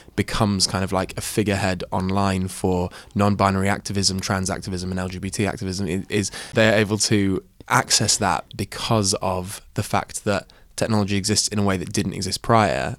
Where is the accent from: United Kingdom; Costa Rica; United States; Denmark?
United Kingdom; Shropshire, West Midlands; as a person of colour who grew up in the countryside, Uh, yeah, in Shropshire